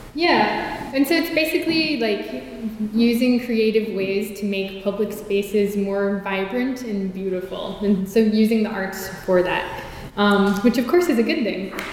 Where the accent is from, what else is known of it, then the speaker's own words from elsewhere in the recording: New York City, New York, United States; growing up in South Richmond Hill in Queens